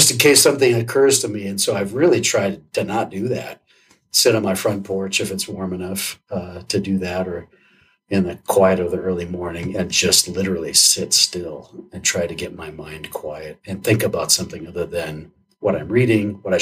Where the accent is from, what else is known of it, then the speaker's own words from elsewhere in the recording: Wisconsin, United States; moved away; I grew up in Wisconsin, so being outside in cold weather is no big deal